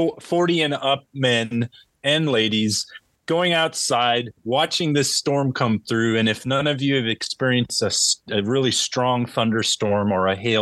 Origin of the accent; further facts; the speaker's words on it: California, United States; We're from California.